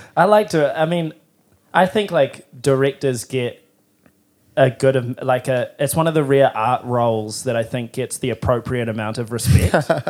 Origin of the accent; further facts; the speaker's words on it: Timaru, Canterbury, New Zealand; now in Auckland, New Zealand; I'm from Timaru